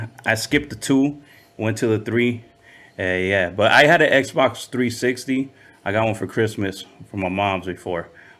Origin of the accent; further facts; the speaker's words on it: Compton, California, United States; also born or lived in Lynwood / Downey; that's my upbringing. So I remember my early days were in Compton first